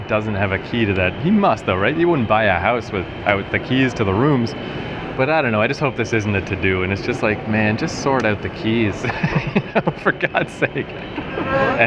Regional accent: Canada

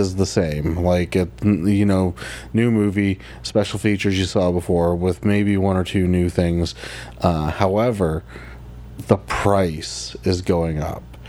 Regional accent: Canada

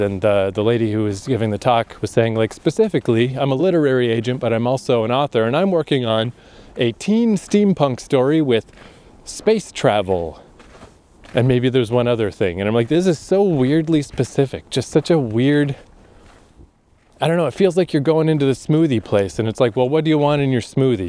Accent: Fredericton, New Brunswick, Canada; moved away as an adult; also born or lived in Toronto / Japan; coming back to my hometown

